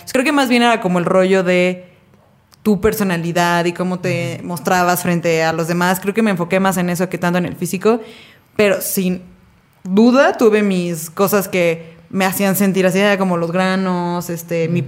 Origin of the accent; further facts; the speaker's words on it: Mexico; como mexicanos que somos, eh, vivimos en un país donde la cultura está muy arraigada